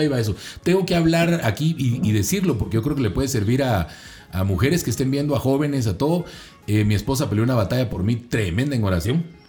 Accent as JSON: {"language": "Spanish", "area": "Zona 6", "region": "Guatemala Department", "country": "Guatemala", "tie": "born or raised there", "said": "crecí en la zona 6, en los proyectos. Ahí crecí"}